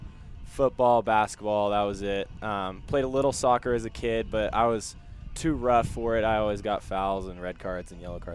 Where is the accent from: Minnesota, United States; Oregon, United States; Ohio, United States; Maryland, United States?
Oregon, United States; Portland; When I was growing up, it kind of seemed to be dying out.